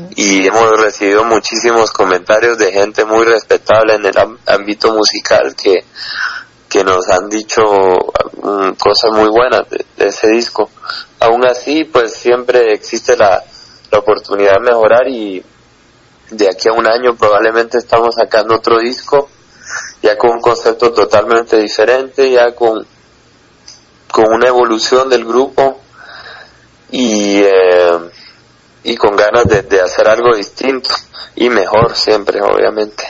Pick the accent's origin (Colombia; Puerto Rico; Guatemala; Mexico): Guatemala; sí somos de Guatemala